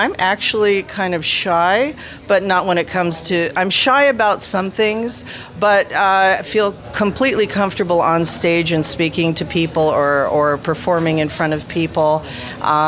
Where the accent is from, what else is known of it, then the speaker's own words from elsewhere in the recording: Las Vegas, Nevada, United States; also born or lived in Los Angeles, California; I have lived in Las Vegas most of my life, though I was born in Los Angeles